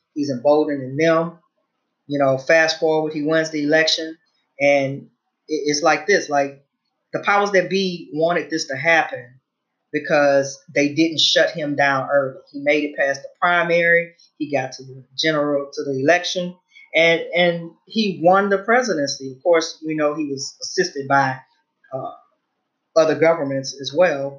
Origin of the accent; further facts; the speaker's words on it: Louisiana, United States; I'm originally from Louisiana